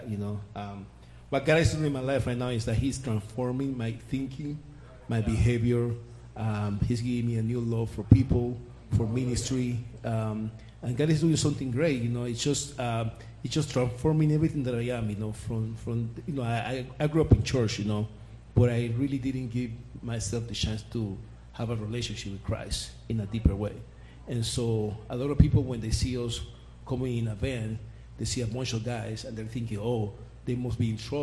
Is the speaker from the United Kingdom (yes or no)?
no; Panama; moved away; I'm from Panama. I do have an accent.